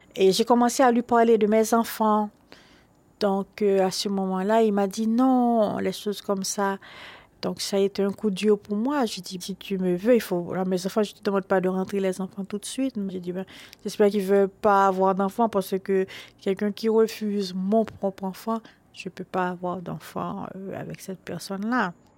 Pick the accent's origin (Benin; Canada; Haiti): Haiti; born or raised there; now in Paris, France